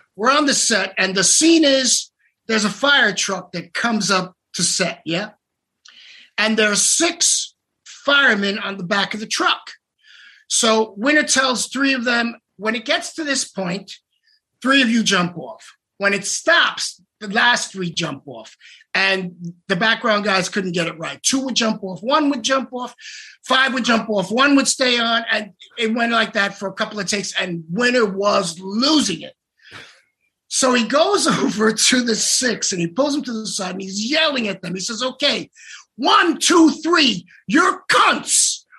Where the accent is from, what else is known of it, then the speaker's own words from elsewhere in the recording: New York City, New York, United States; I grew up in the South Bronx